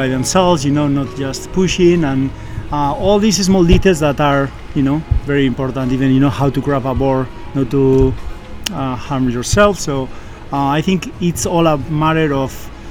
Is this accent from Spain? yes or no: yes; Basque Country, Spain; moved away as an adult; now in Austin, United States; I'm from the Basque country in Spain